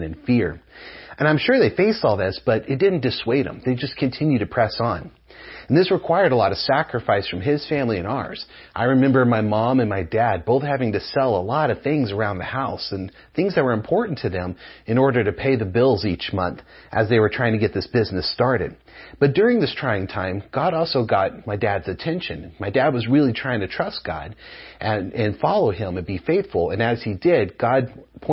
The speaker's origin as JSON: {"language": "English", "country": "United States", "tie": "born or raised there", "also_born_or_lived": "New Mexico / Texas", "said": "I grew up in New Mexico and West Texas"}